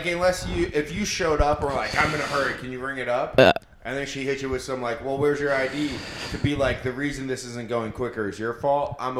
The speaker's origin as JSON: {"language": "English", "town": "Clearwater", "region": "Florida", "country": "United States", "tie": "born or raised there", "said": "I grew up in near Clearwater Beach."}